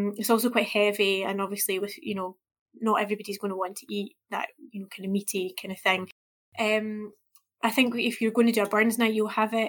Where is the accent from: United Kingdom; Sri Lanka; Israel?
United Kingdom; Scotland; me as a Scottish person